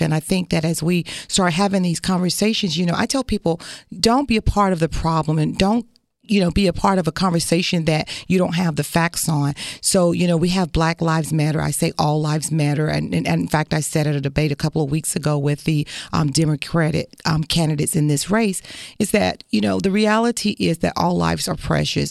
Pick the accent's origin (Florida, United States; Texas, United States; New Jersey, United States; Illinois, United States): Florida, United States; I come from this community